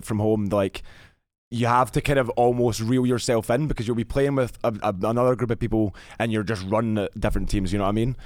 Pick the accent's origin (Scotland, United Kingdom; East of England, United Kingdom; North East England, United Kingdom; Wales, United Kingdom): Scotland, United Kingdom; Glasgow; I was born in Glasgow, Scotland